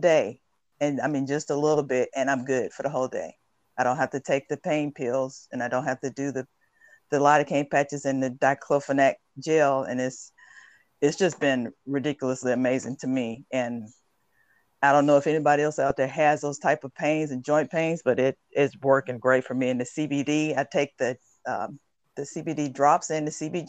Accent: Alabama, United States; moved away; I'm originally from Alabama

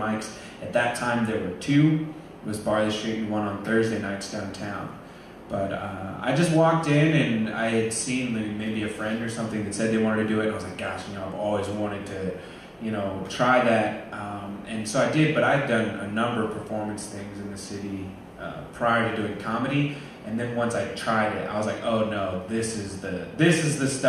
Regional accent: Omaha, Nebraska, United States; where are you from? I'd say, Omaha.

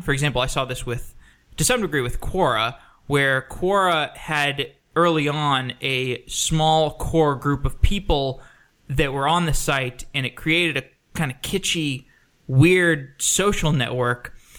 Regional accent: Austin, Texas, United States; I grew up in Austin. I spent 23 years there

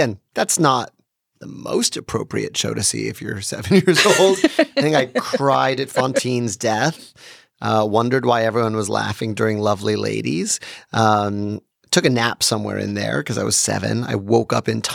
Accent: New York City, New York, United States; being a New Yorker

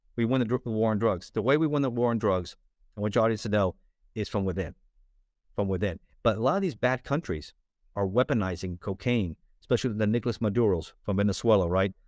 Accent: Miami, Florida, United States; also born or lived in Los Angeles, California; I was born in Los Angeles, in, in California, uh, but raised in South Florida, in, uh, Miami

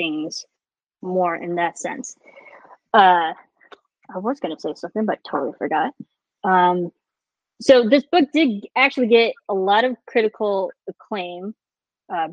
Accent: United States; we are very American, we were raised with American history

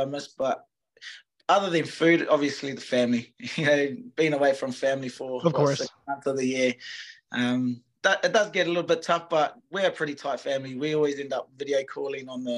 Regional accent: New Zealand; moved away as an adult; now in United States; we don't like to be known as Australians

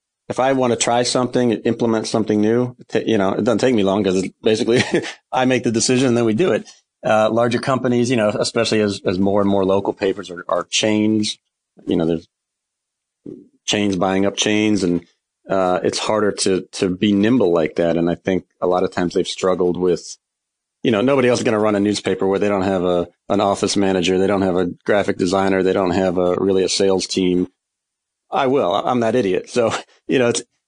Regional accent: Herndon, Virginia, United States; also born or lived in Richmond, Virginia; now in Henrico, United States; I grew up in Northern Virginia, a town called Herndon, right in the shadows of Dulles Airport

